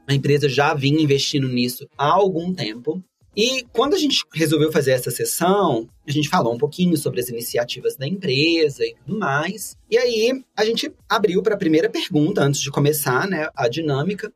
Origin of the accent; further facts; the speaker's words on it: Brazil; a gente é brasileiro